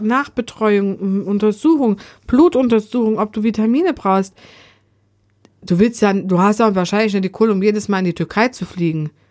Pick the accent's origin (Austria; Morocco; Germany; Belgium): Germany; ich als Deutscher